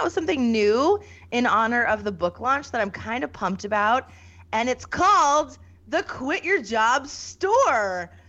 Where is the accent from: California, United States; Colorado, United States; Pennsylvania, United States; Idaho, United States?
Pennsylvania, United States; rural small town north of Scranton; also born or lived in Philadelphia area, Pennsylvania; 1984. I was born outside of Philadelphia, but my mom made the fantastic decision to bring us north of Scranton. Grew up in this rural, very small town, 96 kids, one stoplight in the whole county. So that's where I'm at. I'm like the veteran millennial